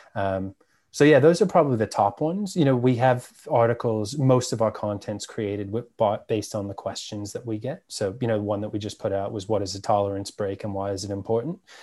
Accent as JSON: {"language": "English", "town": "New York City", "region": "New York", "country": "United States", "tie": "born or raised there", "moved": "as an adult", "lives_now": "Australia"}